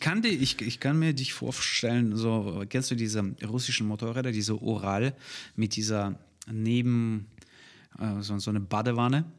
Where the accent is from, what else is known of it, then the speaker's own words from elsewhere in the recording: Almaty, Kazakhstan; now in Germany; Ich bin aus der Stadt äh, in äh, Almata. Ich wurde in Almata geboren, die Hauptstadt von Kasachstan.